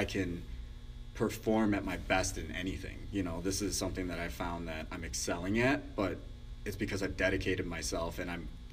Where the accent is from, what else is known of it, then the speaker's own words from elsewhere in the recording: Chicago, Illinois, United States; growing up in Chicago